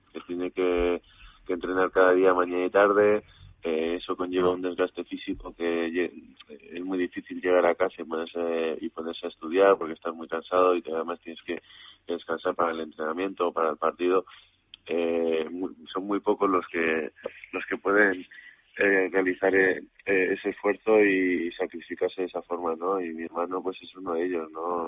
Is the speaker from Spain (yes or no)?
yes; Madrid, Community of Madrid, Spain; also born or lived in Córdoba; lo único que he vivido siempre en Madrid